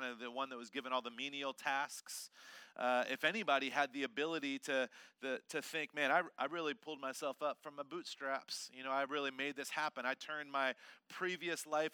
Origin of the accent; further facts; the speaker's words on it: Kentucky, United States; I was born in Kentucky, which is kind of like takes me down a couple points.